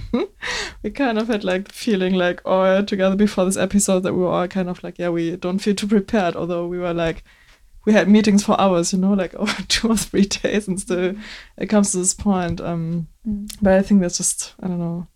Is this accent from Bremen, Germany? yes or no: yes; Bremen, Germany; English is a second language; I'm born and raised in Bremen in Germany